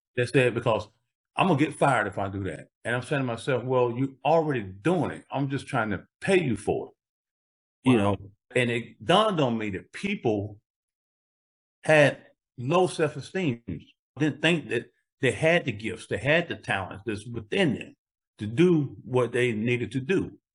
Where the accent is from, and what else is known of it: Greenville, South Carolina, United States; born or raised there